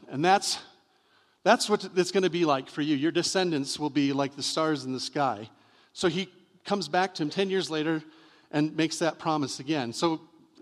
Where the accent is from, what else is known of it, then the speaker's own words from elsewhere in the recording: Michigan, United States; I'm from Michigan